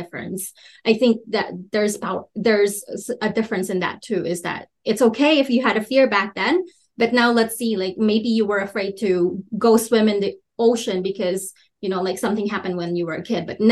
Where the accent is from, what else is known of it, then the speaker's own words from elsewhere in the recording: Philippines; moved away; also born or lived in Minnesota; I grew up in the Philippines.